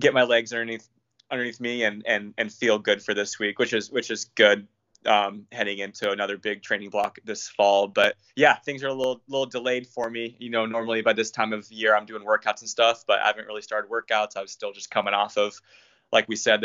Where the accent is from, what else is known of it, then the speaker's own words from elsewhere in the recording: Versailles, Ohio, United States; moved away as an adult; now in Seattle, United States; I went back to my hometown in Ohio. I'm from a small town called Versailles, Ohio, population about 2,500